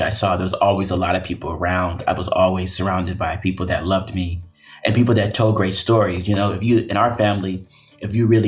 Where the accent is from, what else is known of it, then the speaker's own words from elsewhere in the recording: Oakland, California, United States; I was born and raised in Oakland, California